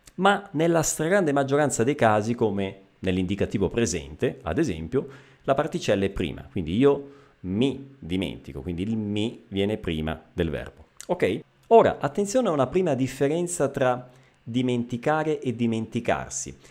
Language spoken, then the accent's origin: Italian; Messina, Sicily, Italy; Io sono eh, messinese, eh, quindi siciliano di Messina, della città di Messina